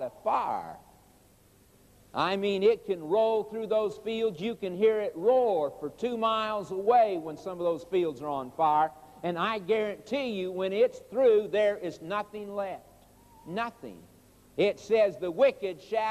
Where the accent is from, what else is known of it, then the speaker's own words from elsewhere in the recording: Oklahoma, United States; I was raised in Oklahoma